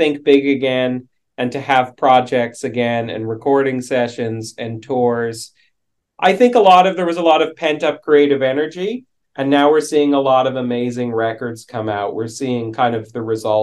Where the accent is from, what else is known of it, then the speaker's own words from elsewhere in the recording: Vancouver, British Columbia, Canada; I'm from Vancouver